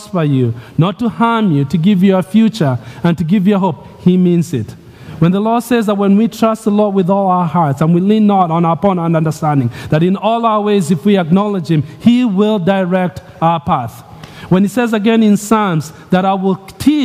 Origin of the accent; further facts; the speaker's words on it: Nairobi, Kenya; moved away; I'm growing up in Nairobi, Kenya, kid